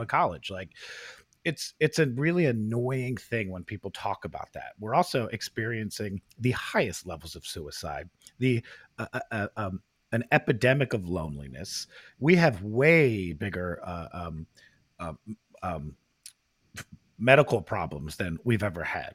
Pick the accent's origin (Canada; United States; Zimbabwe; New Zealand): United States; Princeton, New Jersey; we grew up in Princeton.